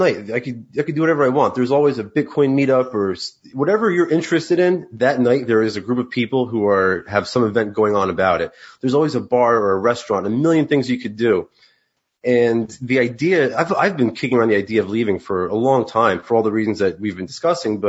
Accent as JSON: {"language": "English", "country": "United States", "tie": "born or raised there", "said": "Been about 10 minutes from New York City my whole life."}